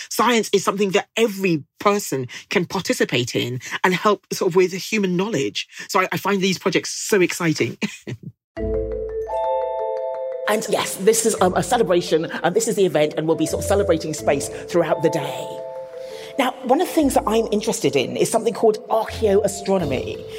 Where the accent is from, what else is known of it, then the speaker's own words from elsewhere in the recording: Nigeria; And I'm Nigerian and my husband is British